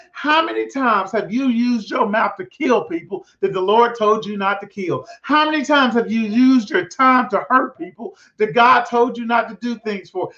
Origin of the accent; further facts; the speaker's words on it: Prescott, Arkansas, United States; moved away; I'm from Prescott, Arkansas, a little small town